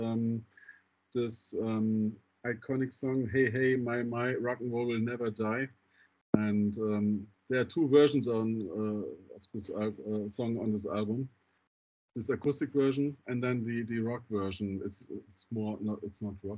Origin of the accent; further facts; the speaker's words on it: Düsseldorf, North Rhine-Westphalia, Germany; Düsseldorf, my hometown.